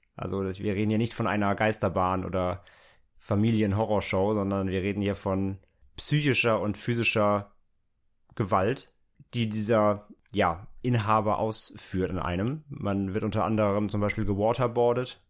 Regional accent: near Bottrop-Kirchhellen, North Rhine-Westphalia, Germany; der Nähe da, wo ich aufgewachsen bin

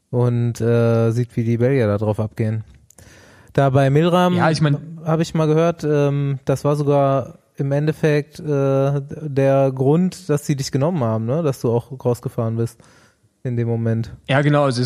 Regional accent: Rostock, Mecklenburg-Vorpommern, Germany; also born or lived in Potsdam; now in Berlin, Germany; Ich bin ja, wie gesagt, im Osten aufgewachsen, im schönen Mecklenburg-Vorpommern

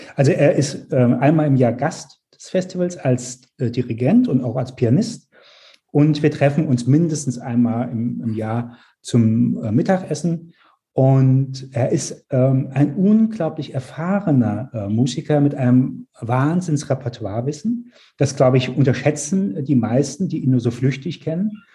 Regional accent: Mainz, Rhineland-Palatinate, Germany; moved away as an adult; also born or lived in New York / Hamburg; Ich bin in Mainz geboren.

